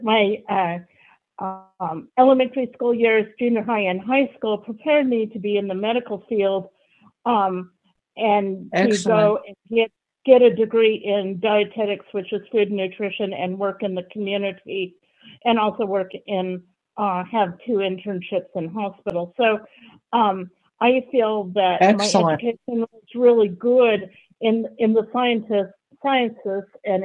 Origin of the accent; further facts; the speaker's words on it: Colorado, United States; I'm from Colorado, and I was mainstreamed in 1960 as a kindergartner and went all the way through 12th grade in the same school